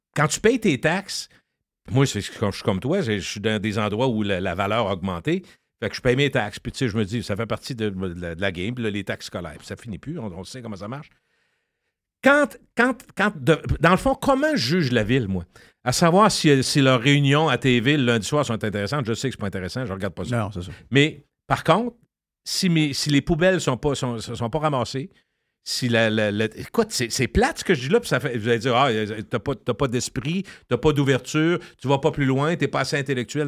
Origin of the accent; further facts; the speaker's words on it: Quebec City, Quebec, Canada; Je viens de Loretteville, fier la, rue Racine